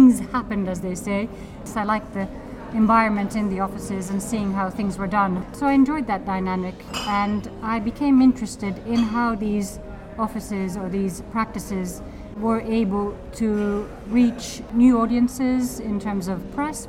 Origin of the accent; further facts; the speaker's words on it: Helsinki, Uusimaa, Finland; English is a second language; moved away as an adult; also born or lived in Edinburgh; Well, yes, I'm from Helsinki, and I grew up here and there, and I had a plan to leave Finland, and I decided to study at Edinburgh, History of Art